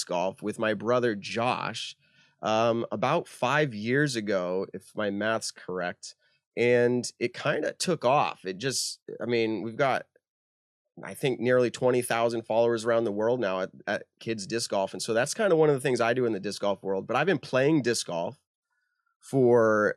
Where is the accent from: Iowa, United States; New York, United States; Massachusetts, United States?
Massachusetts, United States; Leicester; I grew up in Leicester